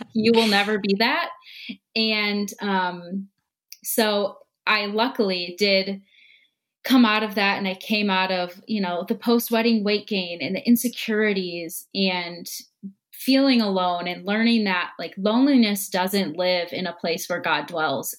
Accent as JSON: {"language": "English", "town": "Minneapolis", "region": "Minnesota", "country": "United States", "said": "I'm from Minnesota in the Twin Cities"}